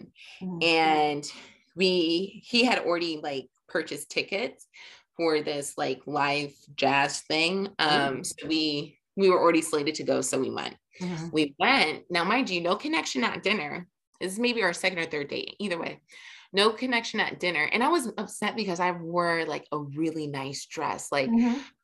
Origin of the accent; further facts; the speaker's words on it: Jamaica; we're both Jamaican